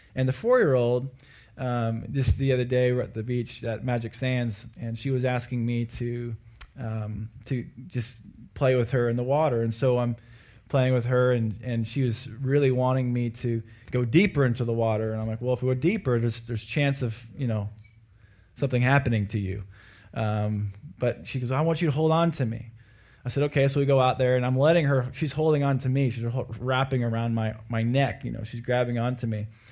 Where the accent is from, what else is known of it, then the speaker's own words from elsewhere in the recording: Anchorage, Alaska, United States; I am from Alaska and uh, from Anchorage